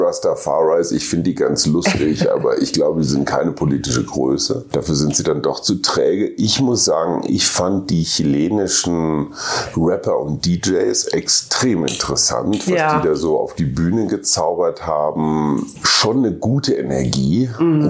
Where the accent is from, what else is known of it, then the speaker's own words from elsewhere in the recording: Germany; meinem Heimatland